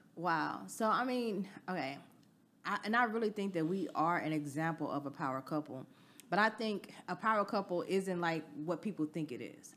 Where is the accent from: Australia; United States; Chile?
United States; the South; I'm from the South